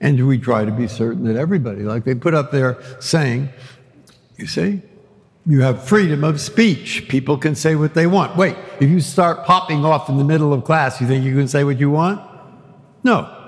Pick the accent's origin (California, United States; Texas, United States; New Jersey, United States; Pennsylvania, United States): California, United States; San Francisco; I grew up in San Francisco.